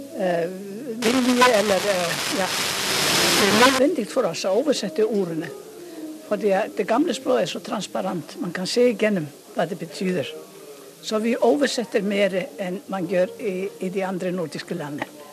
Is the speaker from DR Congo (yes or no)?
no; Iceland; accent: heavy Icelandic; Norwegian is a second language; jeg har jo islandsk identitet. Og jeg vil gjerne at eh, man hører at jeg kommer fra Island